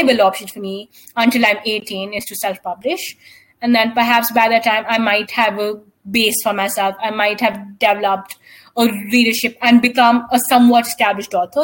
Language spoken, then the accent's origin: English; India; we as Indian people